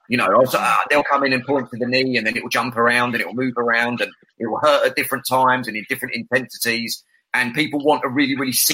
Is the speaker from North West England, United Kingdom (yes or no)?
no; London, United Kingdom; I'm a Londoner